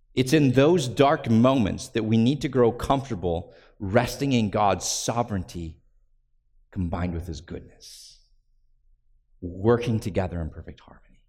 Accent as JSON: {"language": "English", "country": "United States", "said": "we're American, so we have this built-in distrust of kings"}